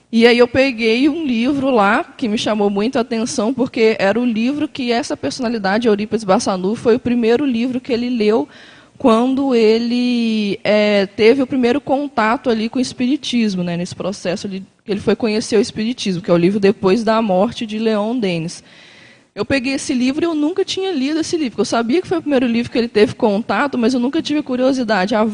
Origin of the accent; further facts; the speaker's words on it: Belo Horizonte, Minas Gerais, Brazil; now in Foz do Iguaçu, Brazil; É, eu moro aqui em Foz, mas sou de Belo Horizonte.